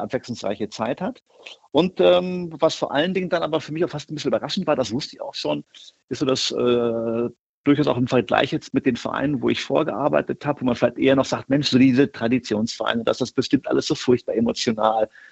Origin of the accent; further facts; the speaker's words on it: Hameln, Lower Saxony, Germany; also born or lived in Göttingen; now in Wolfsburg, Germany; ein Kind Niedersachsens bin, bin in Hameln aufgewachsen bei Hannover